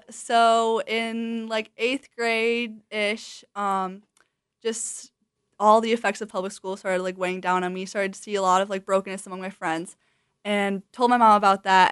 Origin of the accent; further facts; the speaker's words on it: Wisconsin, United States; moved away as an adult; I grew up in Wisconsin